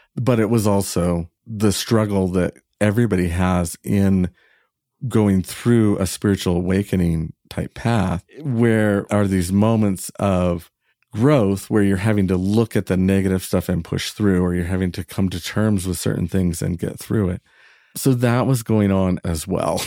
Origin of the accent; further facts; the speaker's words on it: Northern California, United States; I was from Northern California